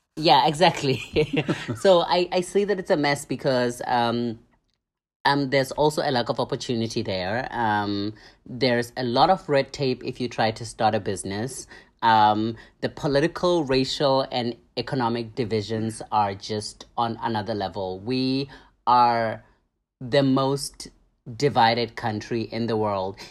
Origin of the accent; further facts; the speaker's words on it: South Africa; moved away; am from Namthe, A K A South Africa